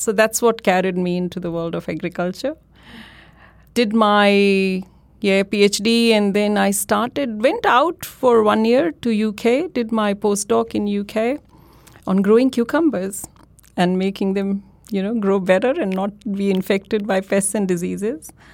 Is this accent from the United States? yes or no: no; India; moved away as an adult; now in Australia; I am from India, and my undergrad, my postgrad, that was all done at Delhi University in India